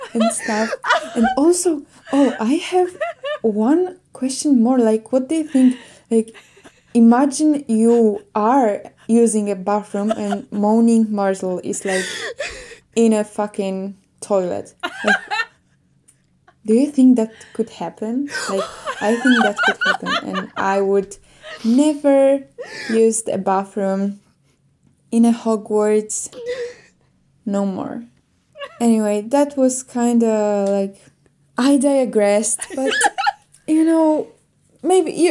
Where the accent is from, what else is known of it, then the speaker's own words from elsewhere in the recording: Poland; I'm from Poland